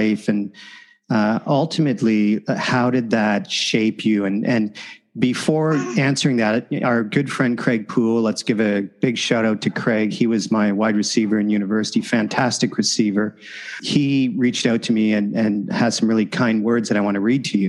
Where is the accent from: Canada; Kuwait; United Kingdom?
Canada; Windsor, Ontario; being from the same hometown, Windsor, Ontario